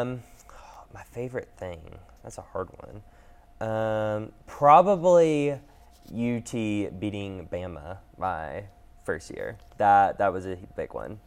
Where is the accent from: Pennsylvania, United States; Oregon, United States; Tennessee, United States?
Tennessee, United States; Knoxville; I'm born and raised in Knoxville